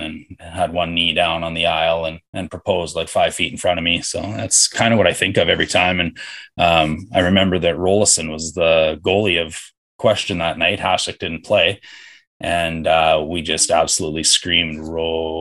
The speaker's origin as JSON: {"language": "English", "region": "Saskatchewan", "country": "Canada", "tie": "born or raised there", "said": "I grew up in Saskatchewan"}